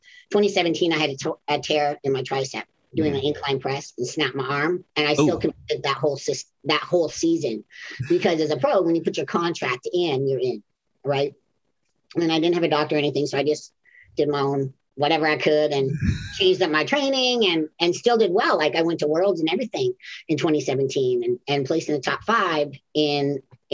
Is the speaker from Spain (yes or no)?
no; Canada; moved away; originally I'm from Canada